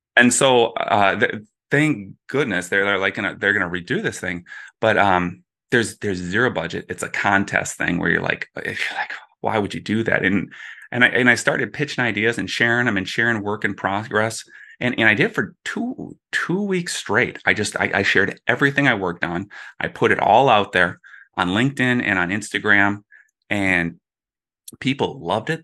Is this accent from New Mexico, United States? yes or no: no; Minneapolis, Minnesota, United States; growing up in Minneapolis